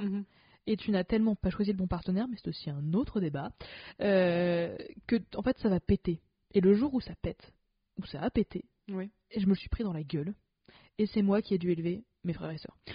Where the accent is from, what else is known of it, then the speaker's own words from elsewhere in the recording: France; first language French; je suis française francophone de base